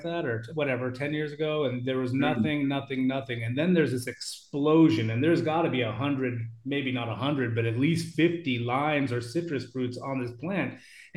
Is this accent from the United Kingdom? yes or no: no; Juneau, Alaska, United States; my hometown, Juneau, Alaska, is in the Tongass National Rainforest